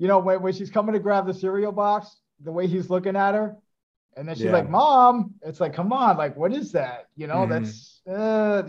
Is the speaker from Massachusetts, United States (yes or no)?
yes; Haverhill, Massachusetts, United States; Rob Zombie is from the same town I'm from, which is Haverhill, Massachusetts